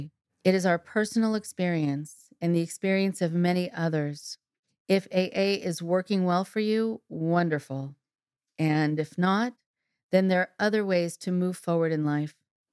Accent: Nashville, Tennessee, United States; now in Seattle, United States; I am originally from Nashville, Tennessee, and have lived in the Seattle area since 2010

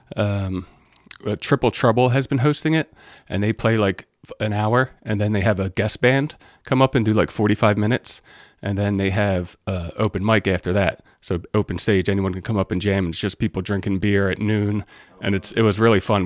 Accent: Delaware, United States; moved away as an adult; now in Saratoga Springs, United States; I grew up in Delaware

